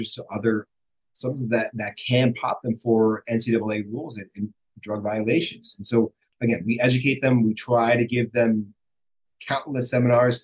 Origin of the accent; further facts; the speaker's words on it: New York, United States; moved away as an adult; now in Miami, United States; I'm originally from New York